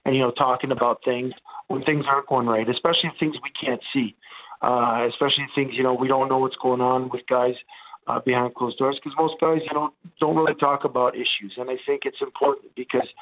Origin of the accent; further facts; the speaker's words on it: Montreal, Quebec, Canada; first language Italian; English is a second language; So I grew up in an Italian neighborhood in Montreal